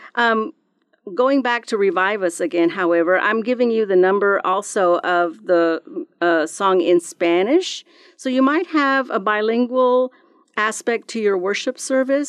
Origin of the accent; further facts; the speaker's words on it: Texas, United States; growing up in Texas, we did, I went to several revivals that my church would have periodically